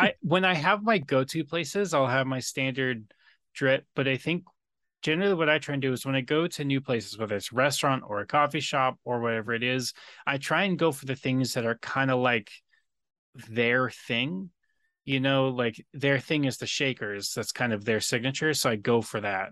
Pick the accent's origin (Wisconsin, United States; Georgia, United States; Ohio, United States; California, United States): California, United States; San Diego; living in, growing up in San Diego